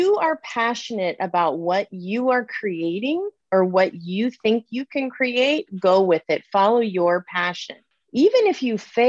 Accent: Southern California, United States; I grew up in Southern California

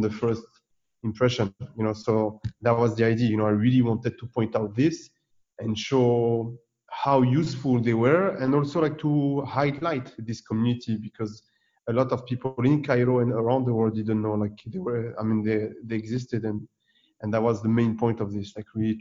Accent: France; I'm born and raised in France, you know, from Tunisian parents

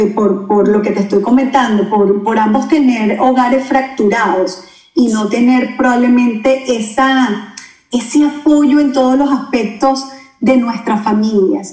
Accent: Venezuela; moved away as an adult; now in Orlando, United States; ya tenemos seis años acá en la Florida, desde que emigramos desde Venezuela

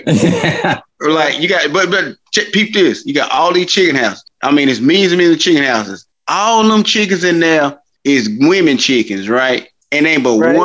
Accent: Ashdown, Arkansas, United States; I'm from Arkansas

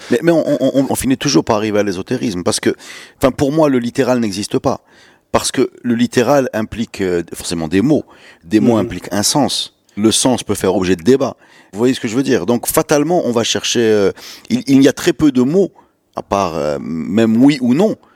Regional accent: Morocco; quand on dit qu'on est marocain

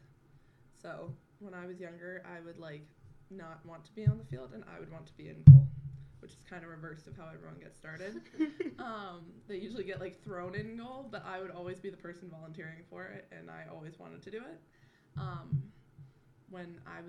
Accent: outside D.C., Virginia, United States; now in Illinois, United States; I am from Virginia, outside D.C.

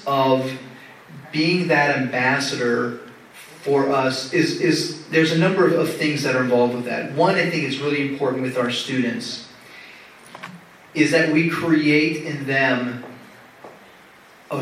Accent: East Coast, United States; moved away as an adult; also born or lived in Kansas; now in Rio Grande Valley, Texas, United States; I grew up on the East Coast

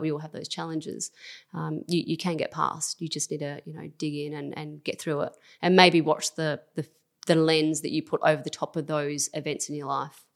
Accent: Christies Beach, South Australia, Australia; growing up in Christie's

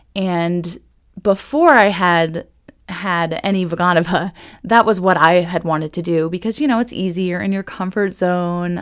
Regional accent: Ohio, United States; now in Manassas, United States; I am not originally from Virginia, though. I am actually from Ohio, where I had the most amazing training

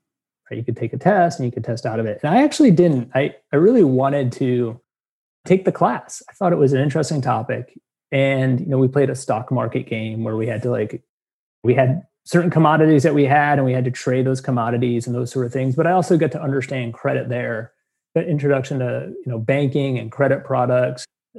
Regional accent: Rhode Island, United States; I grew up in Rhode Island.

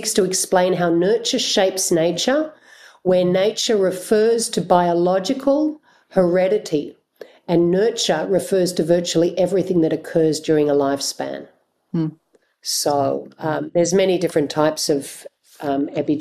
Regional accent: Australia; as an Australian white person

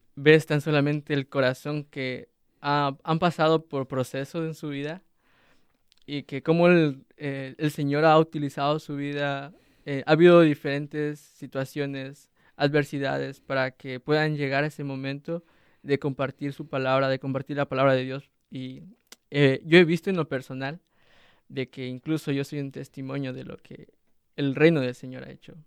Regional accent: Ecuador; moved away; soy de Ecuador, soy estudiante del Seminario Bíblico Río Grande

